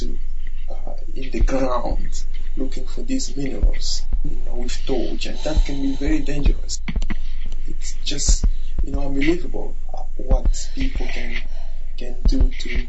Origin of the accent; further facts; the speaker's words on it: Kirumba, North Kivu, DR Congo; English is a second language; now in United Kingdom; I was born in Kirumba